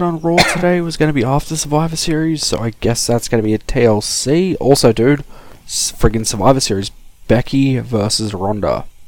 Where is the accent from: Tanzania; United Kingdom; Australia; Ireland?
Australia; speaking as an Australian